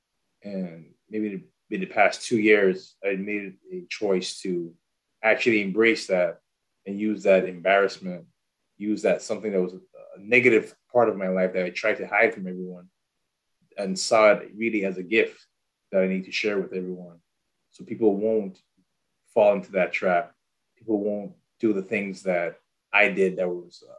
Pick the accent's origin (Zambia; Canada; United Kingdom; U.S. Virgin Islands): U.S. Virgin Islands; now in Nashville, United States; I am originally from St. Thomas, U.S. Virgin Islands. Been here in Nashville for about, let's say, 17, 18 years.